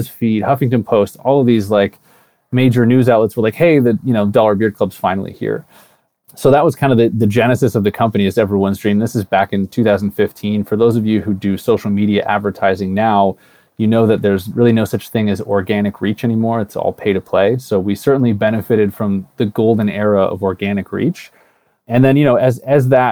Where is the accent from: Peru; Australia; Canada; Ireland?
Canada; moved away as an adult; also born or lived in California; I'm Canadian originally